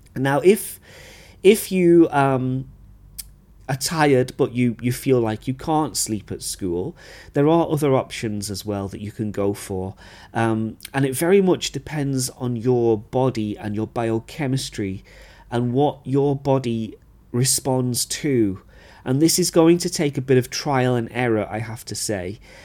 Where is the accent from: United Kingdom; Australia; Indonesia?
United Kingdom; moved away; as a British teacher